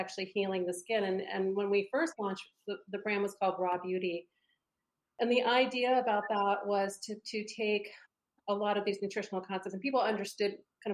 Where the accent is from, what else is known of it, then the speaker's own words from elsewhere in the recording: East Coast, United States; I grew up on the East Coast